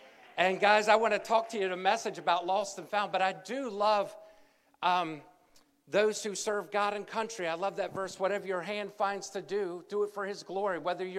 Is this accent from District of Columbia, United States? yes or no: yes; Washington, District of Columbia, United States; now in Waldorf, United States; Waldorf is home. I was born on Capitol Hill 50 years ago this morning, President's Day weekend.